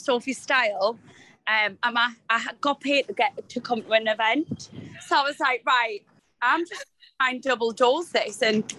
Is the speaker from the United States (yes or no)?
no; Newcastle upon Tyne, North East England, United Kingdom; us Geordies